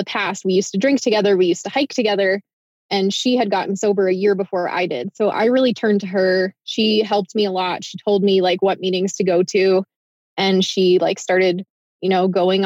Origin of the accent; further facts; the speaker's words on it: Midwest, United States; moved away; also born or lived in Iowa / Ohio; So I grew up in the Midwest, in Iowa and Ohio mostly